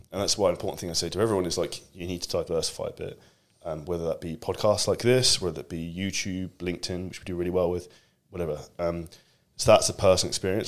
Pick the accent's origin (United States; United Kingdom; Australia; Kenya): United Kingdom; I'm obviously British